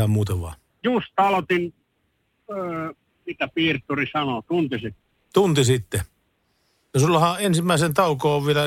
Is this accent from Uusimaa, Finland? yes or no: no; Tampere, Pirkanmaa, Finland; mä oon Tampereelta itse lähtöisin.